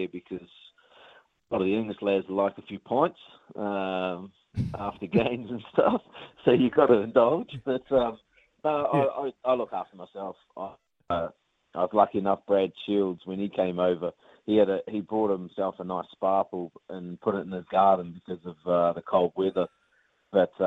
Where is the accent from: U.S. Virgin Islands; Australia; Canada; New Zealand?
New Zealand; moved away; being Kiwi